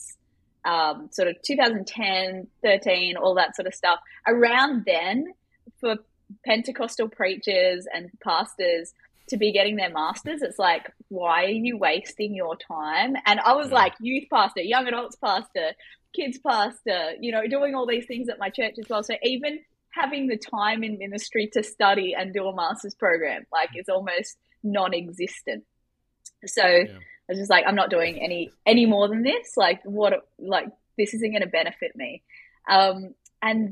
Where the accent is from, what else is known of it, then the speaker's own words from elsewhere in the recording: Australia; I grew up in Australia with a dad who is a professor of robotic engineering.